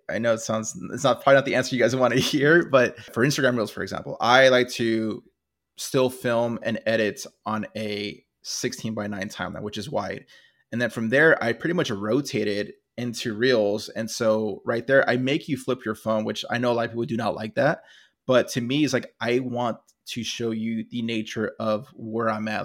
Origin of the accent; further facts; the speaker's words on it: California, United States; I'm from California